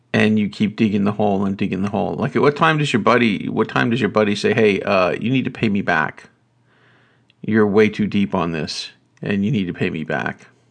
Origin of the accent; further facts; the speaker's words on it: North Carolina, United States; I grew up in North Carolina